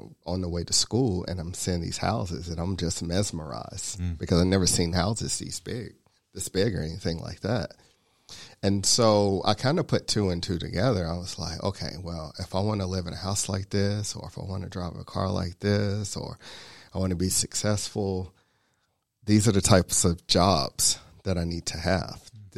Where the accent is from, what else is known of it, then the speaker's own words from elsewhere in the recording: Chattanooga, Tennessee, United States; now in Georgia, United States; originally from Chattanooga. So I grew up in East Chattanooga. I went to high school in a little town called Soddy Daisy, which is right outside of Chattanooga.